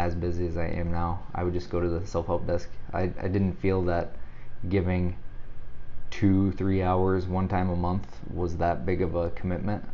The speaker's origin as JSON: {"language": "English", "region": "Missouri", "country": "United States", "also_born_or_lived": "Vermillion, South Dakota / Sioux Falls, South Dakota", "moved": "as an adult", "lives_now": "Omaha, United States", "said": "I'm a transplant. I'm originally from Missouri"}